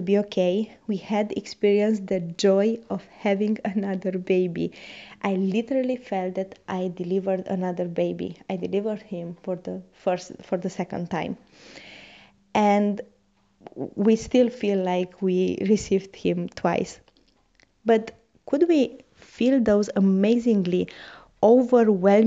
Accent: Romania; English is a second language; moved away as an adult; now in Rotterdam, Netherlands; When I moved from Romania

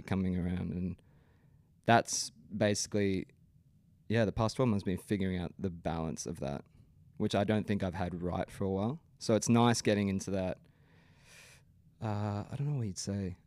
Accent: Brisbane, Queensland, Australia; I grew up in the Brisbane scene

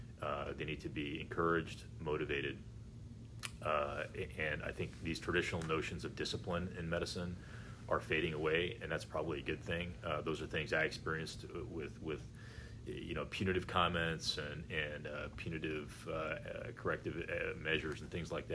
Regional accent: Missouri, United States; also born or lived in England / Virginia; I'm actually from England originally. My family was stationed there in the military, and we made a stop in Virginia for a few years before my father was stationed in central Missouri, and that's where really I grew up.

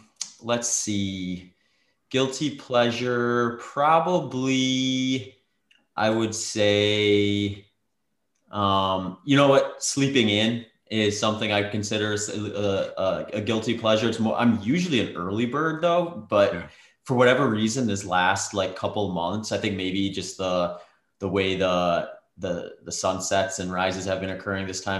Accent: Midwest, United States; Like, I grew up in the Midwest, so I'm not unfamiliar to gloomy, cloudy days

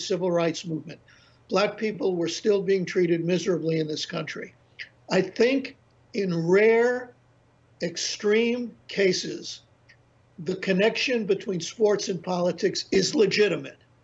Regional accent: New York City, New York, United States; now in North Carolina, United States; I grew up in the Bronx.

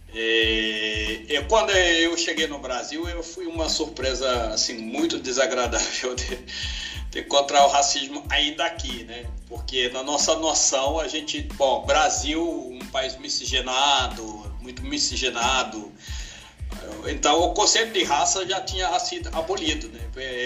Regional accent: Senegal; now in Brazil; eu sou brasileiro naturalizado, vindo da África, do Senegal, oh. há uns 28 anos atrás

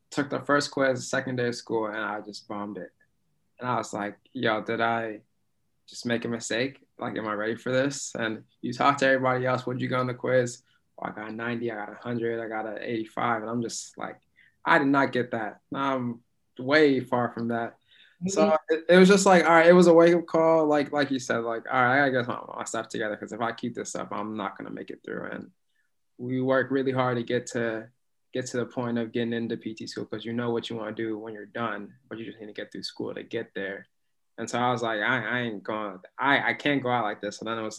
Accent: Alaska, United States; now in Boston, United States; Because I came from Alaska to Boston and I didn't know what I was getting myself into.

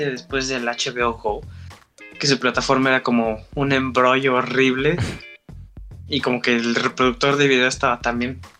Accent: Mexico; como buen mexicano

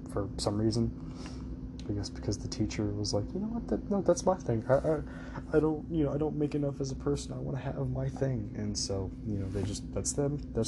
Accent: Panama City Beach, Florida, United States; I was born in Panama City Beach, Florida, October 16th, 2001.

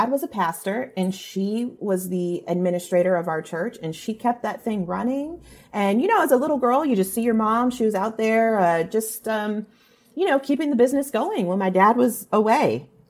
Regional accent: California, United States; Um, I grew up in Orange County, California.

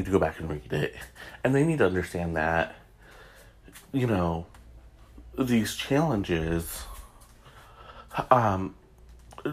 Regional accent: Michigan, United States; my home state of Michigan

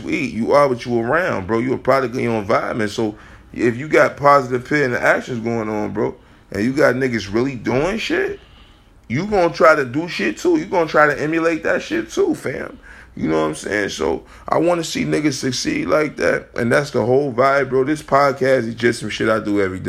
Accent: Chicago, Illinois, United States; We came from Chicago, nigga. I came from Chicago

